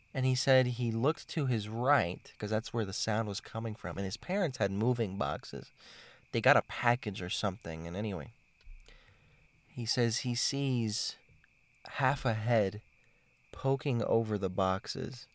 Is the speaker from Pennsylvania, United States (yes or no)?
no; Miami, Florida, United States; moved away; I'm from Miami